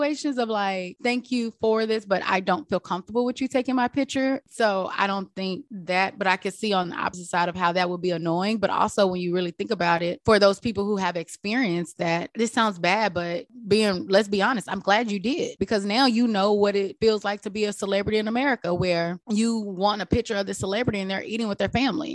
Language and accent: English; Texas, United States; now in San Diego, United States; I grew up in Texas. We grew up in the South Bible Belt where racism is real